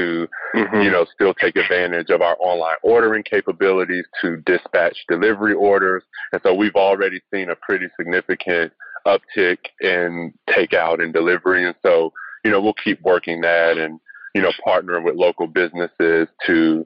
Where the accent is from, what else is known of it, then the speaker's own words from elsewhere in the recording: North Carolina, United States; growing up in North Carolina in that climate, I've been a UNC fan all my life